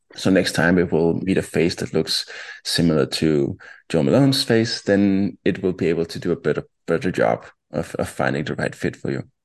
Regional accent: town about 20 km north of Copenhagen, Capital Region of Denmark, Denmark; also born or lived in Ohio, United States; twenty kilometers outside or north of, of Copenhagen. Um, and I grew up there, spent most of my childhood there, and also my teenage years.

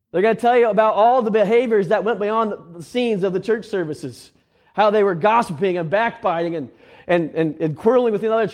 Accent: Indiana, United States; Okay, we'll just say he grew up out on the West Coast and I grew up in Central Indiana.

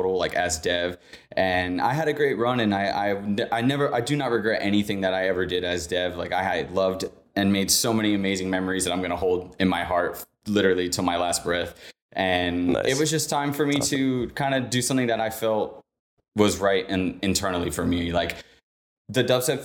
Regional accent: Orlando, Florida, United States; I am from Orlando, Florida

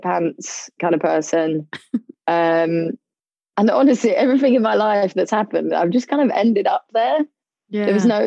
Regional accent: London, United Kingdom; I'm from London, living in London currently

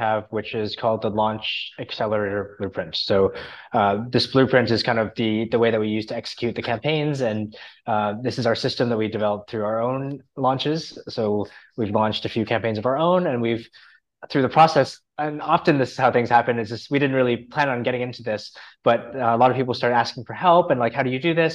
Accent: a city outside of Toronto, Ontario, Canada; I grew up in a city outside of Toronto, like a smaller city outside of Toronto in Canada

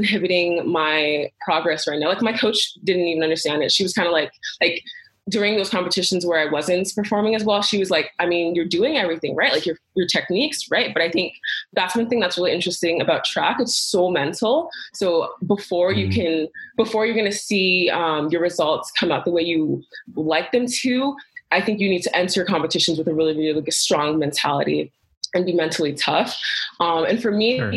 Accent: Calgary, Alberta, Canada; also born or lived in Lagos, Nigeria; now in British Columbia, Canada; So I came here when I was almost 7. I was technically 6.

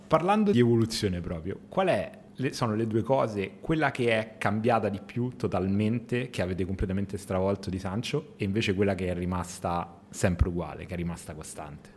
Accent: Rome, Lazio, Italy; da romano

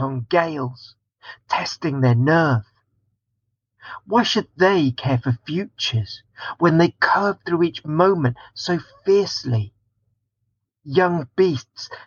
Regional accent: Watford, East of England, United Kingdom; I was born in Watford and grew up there.

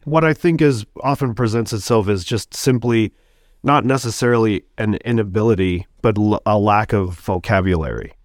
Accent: Sacramento, California, United States; also born or lived in Bloomington, Indiana; now in Milwaukee, United States; I'm originally from California. I'll just say that real quick. Sacramento

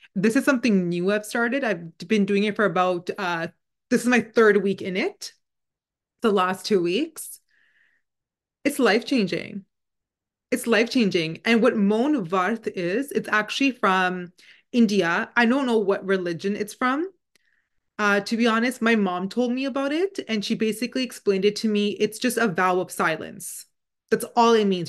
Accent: Canada; first language Punjabi; English is a second language; we're both born and raised in Canada

